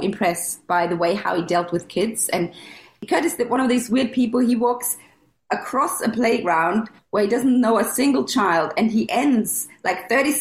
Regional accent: Germany; also born or lived in Paris / London; now in Seattle, United States; So I'm from Germany originally, but I moved to Seattle 10 years ago.

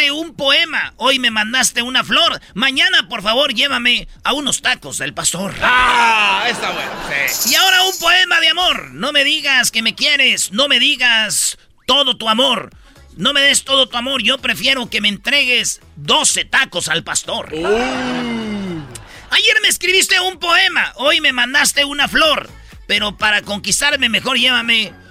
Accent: Mexico; El shawarma es eh, ya ahorita ya, pues como mexicanos ya le ya es el bistec de puerco metido y sazonado acá con acá con lo que nosotros conocemos como el taco al pastor.

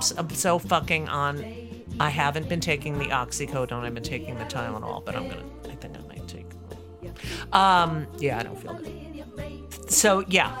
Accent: New Jersey, United States; in New Jersey. And that's my home state.

